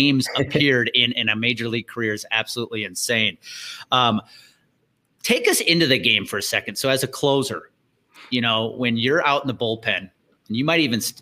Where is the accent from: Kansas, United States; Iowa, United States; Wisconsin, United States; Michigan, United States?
Wisconsin, United States; 30 miles outside of Milwaukee; I grew up 30 miles outside of Milwaukee.